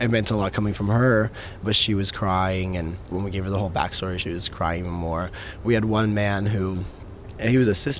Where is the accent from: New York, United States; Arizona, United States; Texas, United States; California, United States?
Texas, United States; I've come from Texas. I was raised in Texas